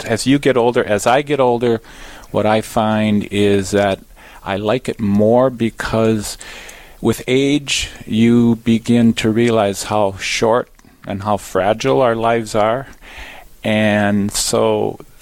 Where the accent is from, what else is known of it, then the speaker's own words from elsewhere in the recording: New Ulm, Minnesota, United States; moved away; I'm originally from New Ulm, Minnesota, and I graduated from Cathedral High School